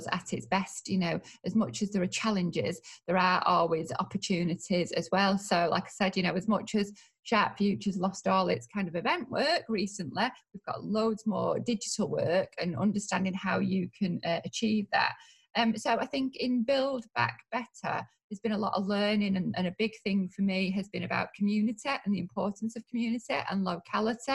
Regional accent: Manchester, North West England, United Kingdom; also born or lived in Royton; I grew up in North Manchester and I've got a lot of friends in Moston and Blakely. And now I live in South Manchester

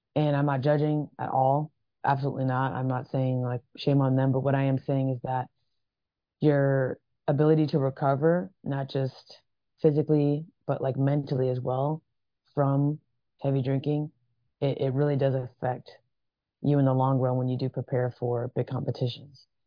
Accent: Vancouver, Washington, United States; moved away as an adult; also born or lived in Atlanta, Georgia; When I was around seven years old, moved to Vancouver, Washington. Grew up there most of my uh, early childhood

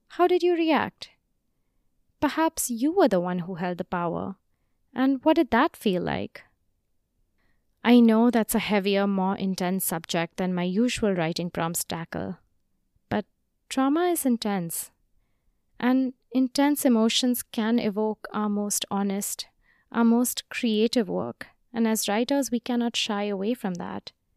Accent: India; moved away; my home country of India

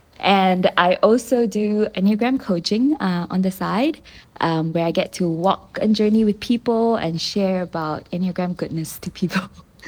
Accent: Malaysia; I'm a Malaysian Chinese. So what that means is I'm born in Malaysia, native to Malaysia, but I'm of the Chinese race.

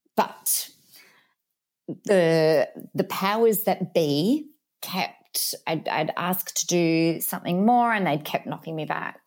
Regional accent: Adelaide, South Australia, Australia; now in Mildura, Australia; originally hailed from the big, bold city of Adelaide in Australia

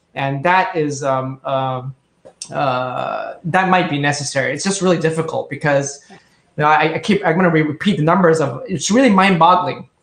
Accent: Indonesia; now in Tokyo, Japan; I grew up in Indonesia, and this was 30 years ago

